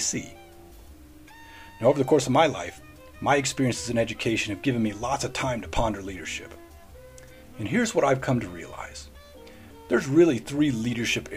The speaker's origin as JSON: {"language": "English", "region": "Middle Tennessee", "country": "United States", "tie": "born or raised there", "moved": "as an adult", "said": "I grew up in Middle Tennessee area"}